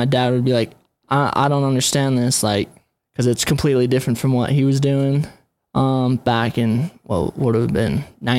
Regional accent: Utah, United States; Born and raised in Utah.

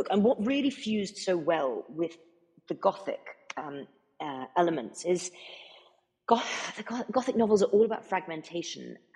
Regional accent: United States; also born or lived in United Kingdom; because I was born in America, as you very kindly said earlier, and I grew up. Mo- more of my childhood was spent here than it was in because I'm actually

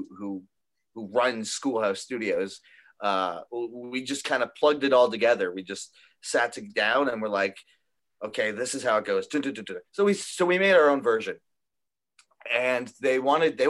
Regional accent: Toronto, Ontario, Canada; we're from Toronto

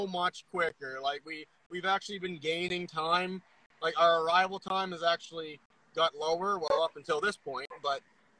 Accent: New Brunswick, Canada; now in Nova Scotia, Canada; Luckily, I was born and raised in New Brunswick

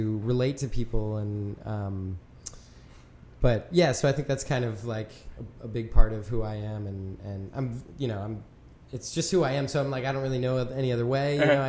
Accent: York, Pennsylvania, United States; also born or lived in Bern, Switzerland; now in Philadelphia, United States; My stomping grounds. I'm from York

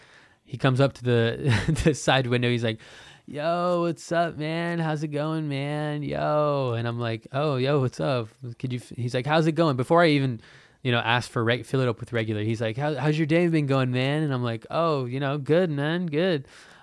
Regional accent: Hawaii, United States; moved away as an adult; I'm 19 and I moved to Portland. I was from Hawaii and I like finally moved

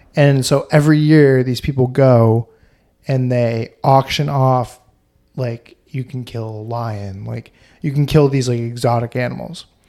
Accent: Vermont, United States; I'm from Vermont

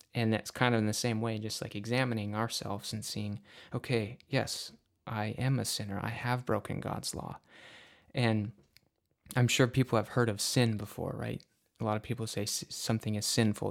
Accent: Upper Peninsula of Michigan, United States; I am from the Upper Peninsula of Michigan.

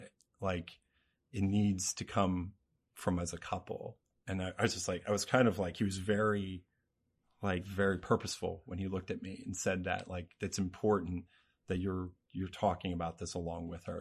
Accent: Cincinnati, Ohio, United States; now in Lancaster, United States; I'm from the Cincinnati area

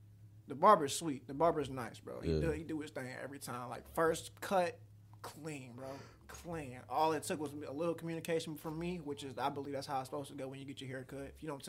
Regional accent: Taylor, Michigan, United States; also born or lived in Detroit, Michigan; I was probably in Detroit for maybe not even 2 years before I moved out to like the Downriver area. We started off in Taylor, but like all my roots is still in Detroit.

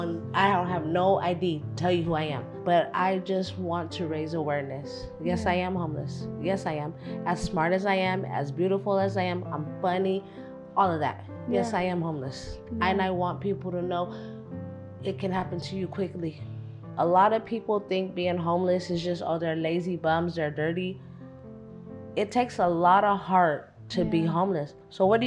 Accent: Denver, Colorado, United States; moved away as an adult; now in New York, United States; originally I'm from Denver, Colorado

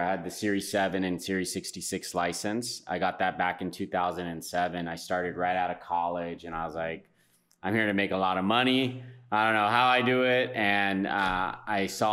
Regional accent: San Francisco, California, United States; moved away as an adult; now in Tulum, Mexico; born and raised in San Francisco, California, and moved down to Tulum last year

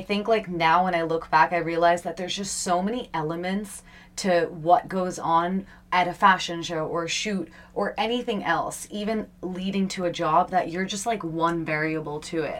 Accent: Long Island, New York, United States; moved away; also born or lived in India; I was born and brought up in New York, and I I grew up on Long Island

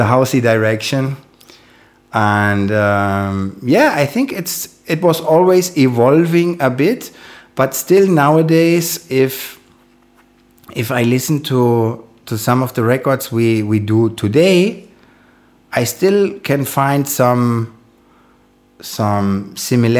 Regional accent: Frankfurt, Hesse, Germany; English is a second language; now in Berlin, Germany; I'm born in Frankfurt and I grew up in Frankfurt. So I'm German.

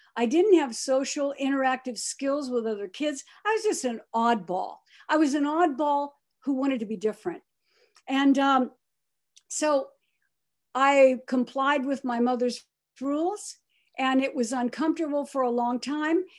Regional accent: Pomona, California, United States; also born or lived in Akron, Ohio; my great-grandparents brought me by train to California, to Pomona, California, to raise me

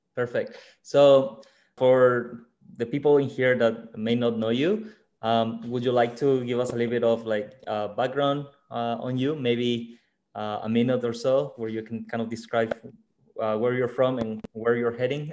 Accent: Mexico; moved away; in my hometown or in mexico it is a very family tradition to spend christmas

